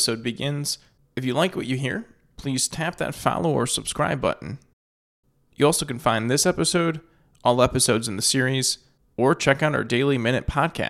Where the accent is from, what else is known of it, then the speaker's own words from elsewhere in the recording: Chicago, Illinois, United States; I'm from Chicago, so and I was raised a Cubs fan